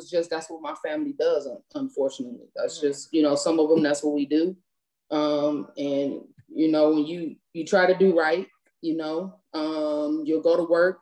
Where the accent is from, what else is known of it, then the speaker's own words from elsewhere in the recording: Cleveland, Ohio, United States; moved away as an adult; I'm from Cleveland, Ohio.